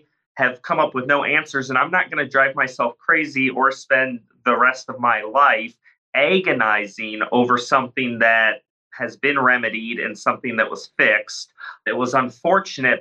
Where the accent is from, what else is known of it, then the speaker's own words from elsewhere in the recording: Illinois, United States; moved away; I'm back in my hometown out in the cornfields in Illinois